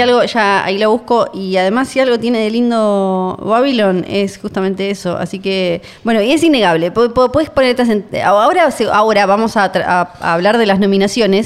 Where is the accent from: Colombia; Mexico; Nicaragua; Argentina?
Argentina; somos Argentina